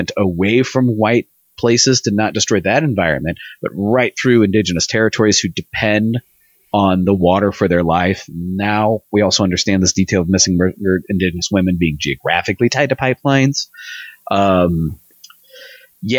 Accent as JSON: {"language": "English", "country": "United States", "said": "as an American"}